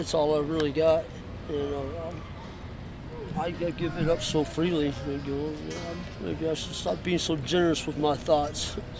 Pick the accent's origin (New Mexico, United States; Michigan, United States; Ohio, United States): Michigan, United States; Detroit; born there; also born or lived in Los Angeles; now in Seattle, United States; Actually, I came here from L.A. I was born in Detroit, so I've been around a little bit.